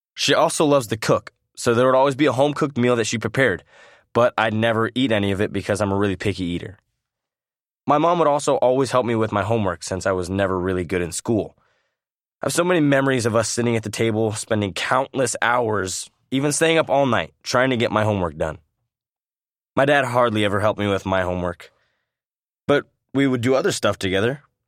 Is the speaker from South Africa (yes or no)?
no; San Clemente, California, United States; also born or lived in Iowa; I was born in Iowa and raised in San Clemente, California